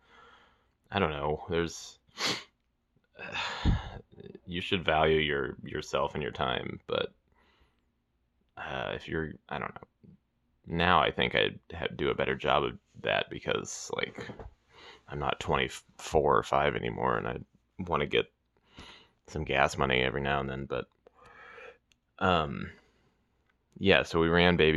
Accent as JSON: {"language": "English", "town": "Weston", "region": "Missouri", "country": "United States", "tie": "born or raised there", "said": "my hometown, Weston"}